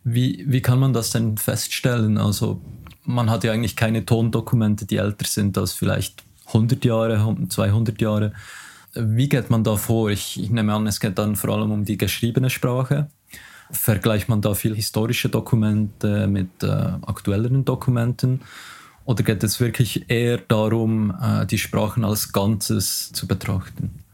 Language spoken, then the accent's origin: German; Switzerland; accent: strong Swiss dialect; mein starker Schweizer Dialekt